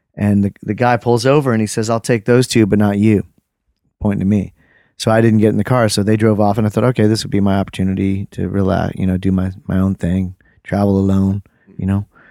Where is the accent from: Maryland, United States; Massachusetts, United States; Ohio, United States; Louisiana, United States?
Ohio, United States; Akron; also born or lived in Lewiston, New York / Japan; now in Nashville, United States; When people ask me where I grew up, I, I say Ohio and, and then I'll say Akron